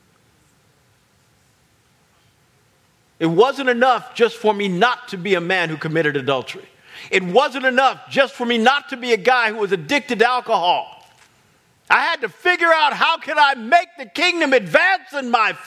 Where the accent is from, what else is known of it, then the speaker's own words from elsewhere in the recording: Kansas, United States; I grew up in Kansas